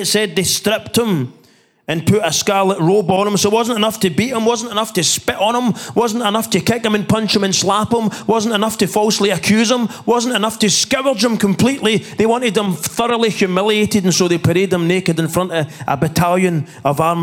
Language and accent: English; Scotland, United Kingdom; growing up in the Church of Scotland